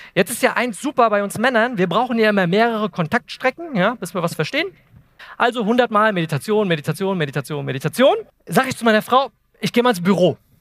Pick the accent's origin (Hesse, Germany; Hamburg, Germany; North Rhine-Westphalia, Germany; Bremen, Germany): Hesse, Germany; Eltville; ich komme aus Wiesbaden, Eltville